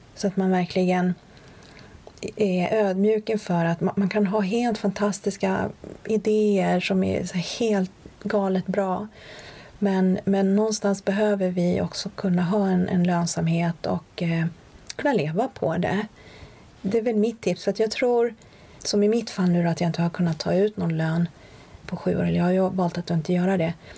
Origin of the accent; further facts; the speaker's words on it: Sweden; also born or lived in Sundbyberg / Linköping; Men jag är född och uppvuxen i Sverige, de träffades här